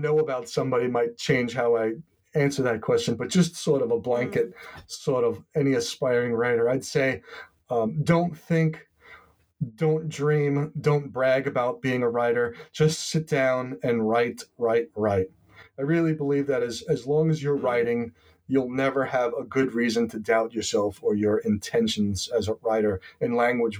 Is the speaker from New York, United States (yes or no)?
yes; Long Island, New York, United States; now in Swan's Island, United States; I grew up on Long Island, very suburban, very postage stamp lot subdivision type of environment.